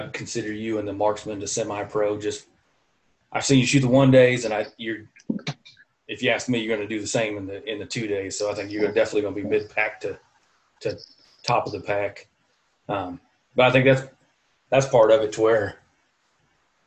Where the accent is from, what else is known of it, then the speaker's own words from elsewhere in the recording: Iowa, United States; moved away as an adult; also born or lived in Alaska; I grew up in Iowa